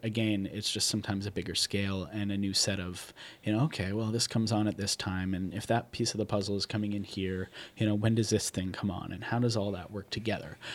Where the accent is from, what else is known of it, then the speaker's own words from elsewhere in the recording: Newmarket, Ontario, Canada; I'm from Newmarket, which is a suburb of Toronto